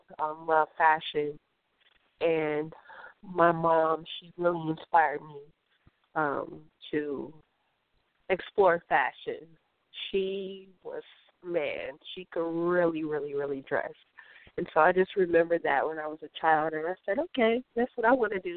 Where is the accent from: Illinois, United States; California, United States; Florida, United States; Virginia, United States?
Illinois, United States; Chicago; now in Los Angeles, United States; I am in my hometown, Chicago.